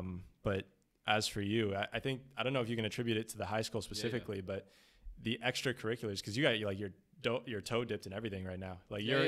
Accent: Orangeville, Ontario, Canada; moved away; in high schools in my hometown, which is, you know, back in Orangeville

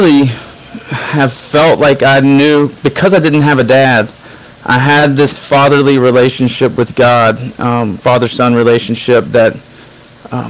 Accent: Arkansas, United States; now in Jacksonville, United States; I was born in Arkansas

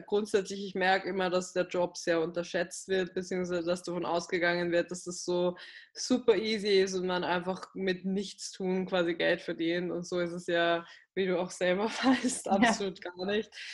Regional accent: Graz, Styria, Austria; moved away as an adult; now in Vienna, Austria; in meiner Heimatstadt, also in Graz, das ist in Südösterreich

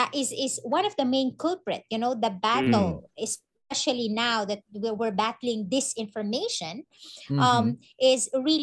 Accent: Kauswagan, Northern Mindanao, Philippines; I was born and raised here in Mindanao, particularly in what used to be a conflict zone in Kauswagan, in the northern part of Lanao. It's the coastal area

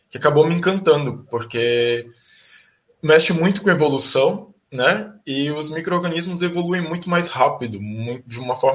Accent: Fortaleza, Ceará, Brazil; now in São Paulo, Brazil; Então, eu eu sou nordestino, eu nasci em Fortaleza, no Ceará, mas eu moro em São Paulo com a minha família.

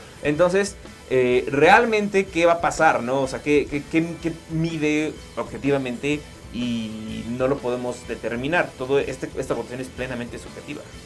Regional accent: Mexico; como buen mexicano, nos encanta comer en la calle

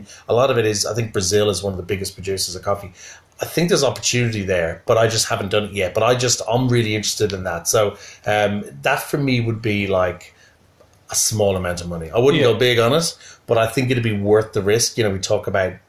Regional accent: United Kingdom; I'm a Brit

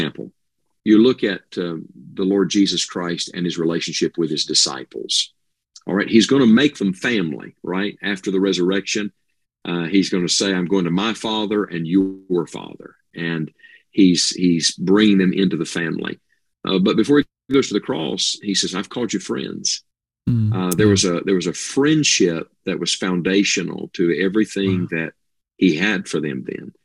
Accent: West Virginia, United States; moved away as an adult; also born or lived in Tennessee; I am in wild and wonderful West Virginia right now. This is my home where I was born and raised

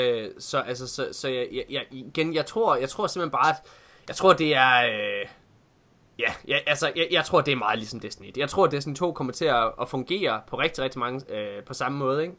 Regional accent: Ølgod, Southern Denmark, Denmark; moved away; hjem til Ølgod hedder det, der hvor jeg kommer fra

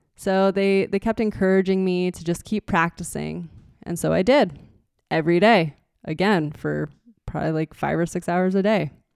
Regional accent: Nazareth, Pennsylvania, United States; moved away as an adult; now in Show Low, United States; I was born and raised in Nazareth, and that's where Martin guitar was founded

